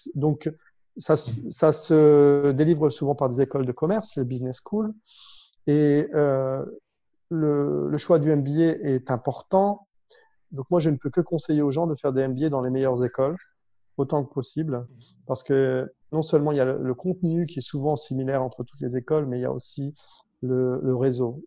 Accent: Lille, Hauts-de-France, France; moved away as an adult; also born or lived in Paris, France; now in Dubai, United Arab Emirates; je suis originaire de, de Lille en France, là où j'ai grandi avec mes parents

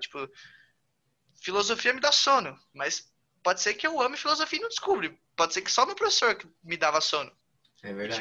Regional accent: São Paulo, Brazil; sou paulista.

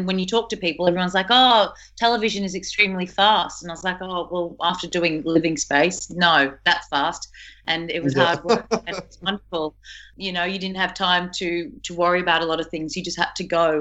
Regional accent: Geelong, Victoria, Australia; my hometown of Geelong

